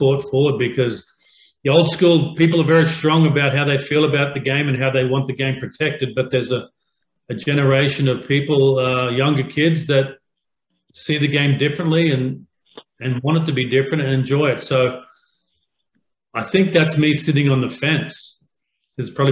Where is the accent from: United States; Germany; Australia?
Australia; moved away; When I grew up in Australia